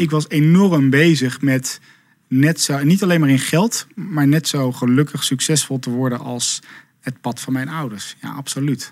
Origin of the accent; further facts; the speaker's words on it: Zevenaar, Gelderland, Netherlands; moved away as an adult; also born or lived in Leeuwarden / Amsterdam / Rotterdam; Ik ben in Zevenaar opgegroeid, in het oosten van het land.